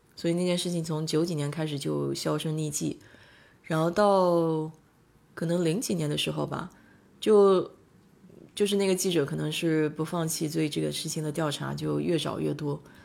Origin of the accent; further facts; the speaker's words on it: China; now in United States; 我们中国人